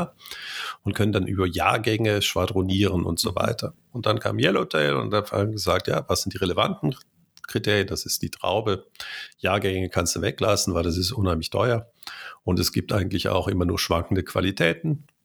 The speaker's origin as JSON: {"language": "German", "town": "Cologne", "region": "North Rhine-Westphalia", "country": "Germany", "tie": "born or raised there", "said": "ich bin in Köln geboren"}